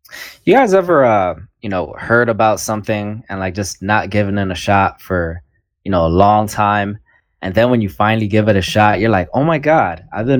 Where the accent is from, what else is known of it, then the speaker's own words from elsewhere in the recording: New York, United States; a whole bunch of people I grew up with growing up in Washington Heights here in New York.